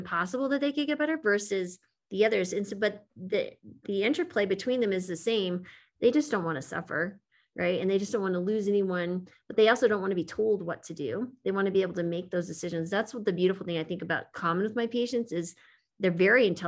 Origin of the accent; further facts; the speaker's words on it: United States; as an American